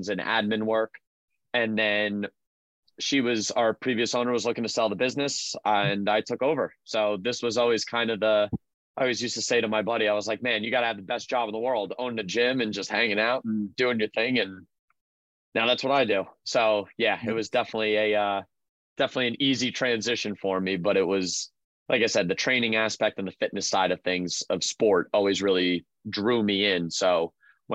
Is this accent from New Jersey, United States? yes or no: yes; Freehold, New Jersey, United States; my hometown in Freehold, New Jersey